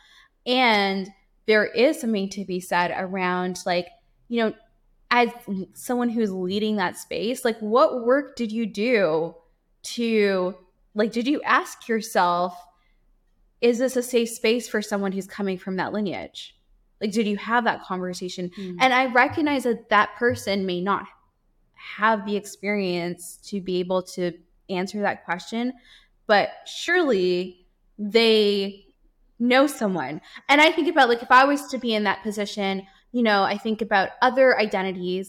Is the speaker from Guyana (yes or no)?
yes; Guyana; I was born in Guyana.